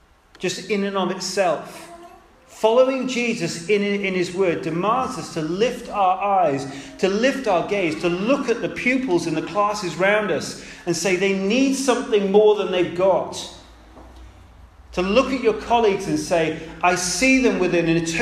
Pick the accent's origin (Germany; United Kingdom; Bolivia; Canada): United Kingdom; we're British